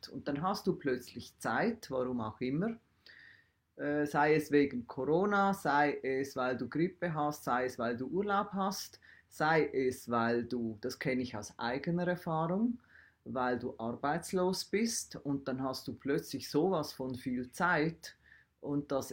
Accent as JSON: {"language": "German", "country": "Switzerland", "said": "also in der einer Welt, wie wir als Schweizer leben, wo Milch und Honig und was auch immer fließen"}